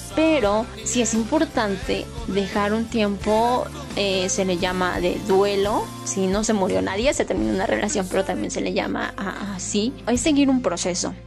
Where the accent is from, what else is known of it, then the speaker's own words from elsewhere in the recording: Puebla, Mexico; moved away as an adult; now in Mexico City, Mexico; soy de un municipio muy pequeño en Puebla, pero me mudé a la Ciudad de México